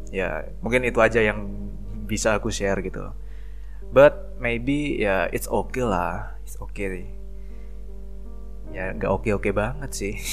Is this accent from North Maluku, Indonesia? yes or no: no; Probolinggo, East Java, Indonesia; sebuah daerah yang namanya itu Probolinggo. Kalau kalian tahu uh, Gunung Bromo, nah itu ikon dari kota aku seperti itu.